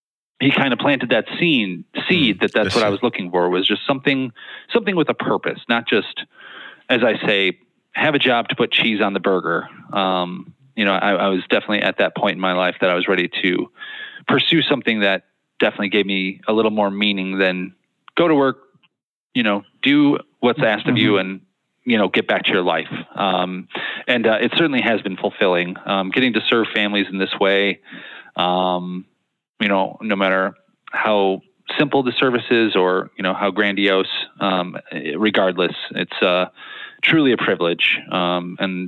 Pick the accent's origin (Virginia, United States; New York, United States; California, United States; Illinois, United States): Illinois, United States; Naperville; moved away as an adult; also born or lived in Nashville, Tennessee; now in Joliet, United States; I grew up in Naperville